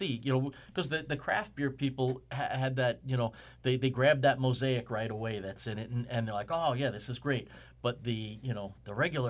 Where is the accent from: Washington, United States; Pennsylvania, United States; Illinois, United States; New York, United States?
New York, United States; Kings Park; I grew up in Kings Park.